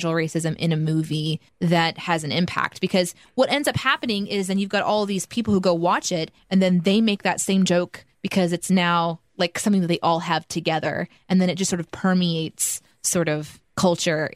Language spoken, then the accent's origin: English; Midwest, United States; I grew up in the Midwest, so there's just white people everywhere